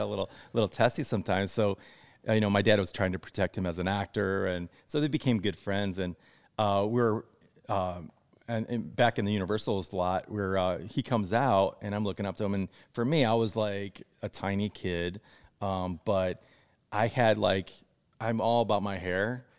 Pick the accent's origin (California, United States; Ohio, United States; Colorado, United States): Ohio, United States; moved away as an adult; now in Los Angeles, United States; I grew up in Ohio. So I moved out here when I was eighteen